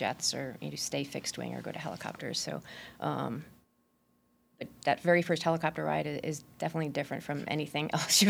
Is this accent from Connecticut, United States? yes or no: no; Albany, New York, United States; moved away as an adult; now in Washington, D.C., United States; I'm from Albany, New York.